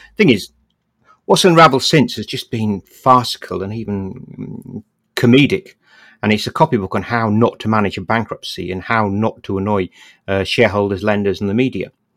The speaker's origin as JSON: {"language": "English", "town": "Bradford", "region": "Yorkshire and the Humber", "country": "United Kingdom", "tie": "born or raised there", "said": "when I grew up in Bradford, we had two little local cinemas"}